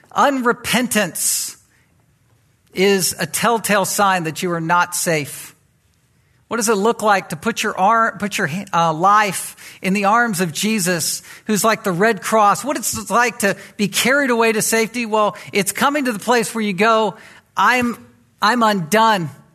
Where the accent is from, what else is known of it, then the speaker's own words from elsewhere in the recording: Virginia Beach, Virginia, United States; I was raised in Virginia Beach in that environment.